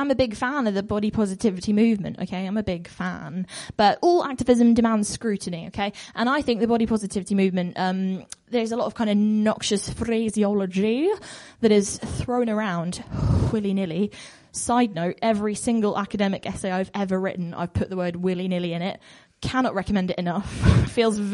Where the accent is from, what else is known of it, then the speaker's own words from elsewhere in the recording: Bristol, South West England, United Kingdom; I'm from Bristol and I'm culturally compelled to be really right on about everything